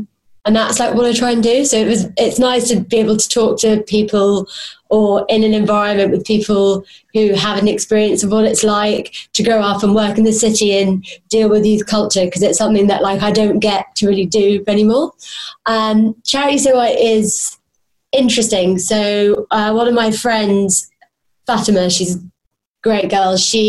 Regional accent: Hounslow, London, United Kingdom; I sound pretty posh, but I'm actually from Hounslow. If you've ever been there, you know it is not very nice.

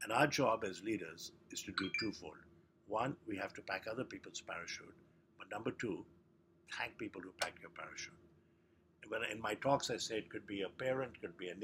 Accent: India; I was born in India

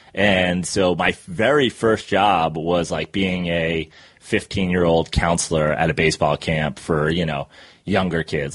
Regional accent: Katonah, New York, United States; also born or lived in Greenwich, Connecticut; I was born in New York City and then uh, grew up in Westchester

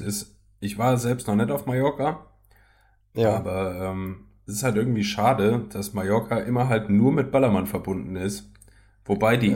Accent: Germany; das Land, wo ich herkomme

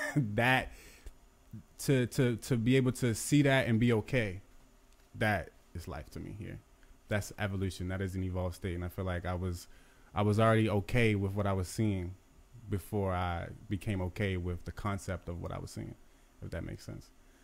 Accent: Baltimore, Maryland, United States; Yes, Baltimore, Maryland.

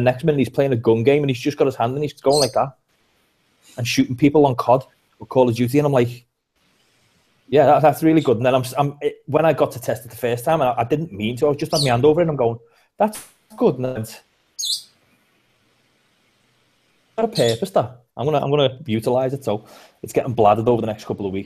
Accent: Liverpool, North West England, United Kingdom; accent: Scouse; I'm from Liverpool

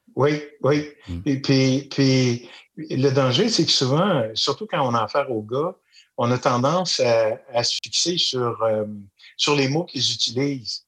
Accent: Magog, Quebec, Canada; je suis un, petit gars du bas de la ville à Magog

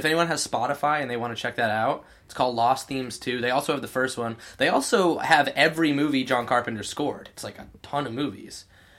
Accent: Kent, Connecticut, United States; the town that I grew up in Connecticut.

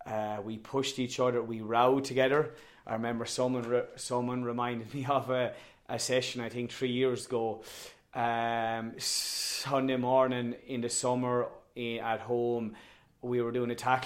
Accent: Tipperary, Munster, Ireland; also born or lived in Ballyboden, Dublin; now in Dublin, Ireland; I am from Tip. Clonalty Rossmore is the name of the club. It is situated between Turles and Cashel, extremely rural area

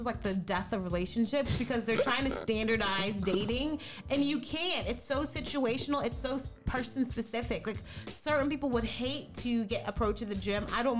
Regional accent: the South, United States; we're all from the South, so it's kind of a controversial topic

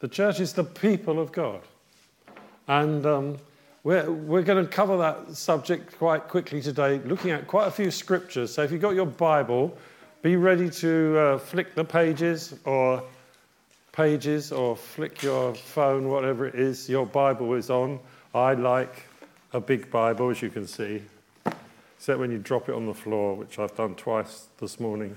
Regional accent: England, United Kingdom; first language English; I'm English. I have grown up English. I'm an English person.

